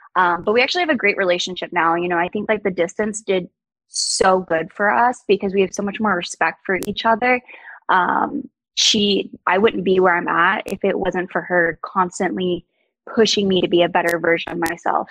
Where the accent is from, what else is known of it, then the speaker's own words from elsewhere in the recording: Georgia, United States; moved away as an adult; now in South Florida, United States; growing up in Georgia, I hadn't experienced anything outside of Georgia